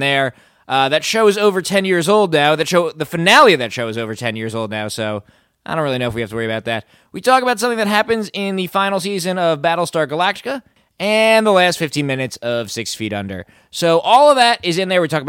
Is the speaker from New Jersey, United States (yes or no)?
yes; New Jersey, United States; I'm from New Jersey, so I was reading your work in the Star Ledger many years ago